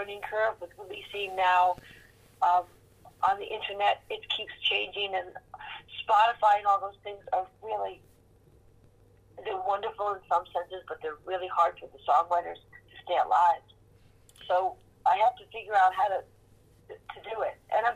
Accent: New York, United States; moved away as an adult; also born or lived in California; a true born and bred Manhattanite

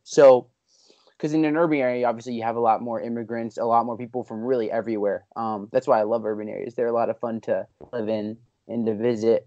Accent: Pennsylvania, United States; I'm a P A guy.

